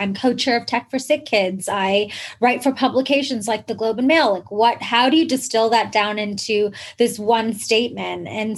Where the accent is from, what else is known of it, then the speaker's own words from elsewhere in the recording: Oman; moved away as an adult; also born or lived in Canada; I was actually born and raised in the Middle East, in this like small country called Oman, which is between Yemen and Dubai